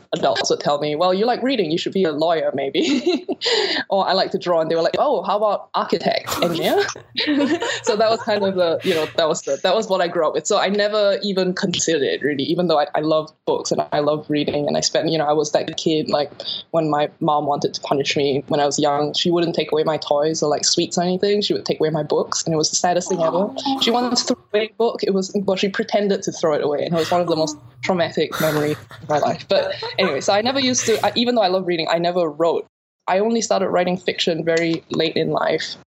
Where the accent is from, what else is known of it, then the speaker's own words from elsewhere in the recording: Singapore; moved away as an adult; also born or lived in New York, United States / London, United Kingdom; I grew up in Singapore and I left when I was about 18 for college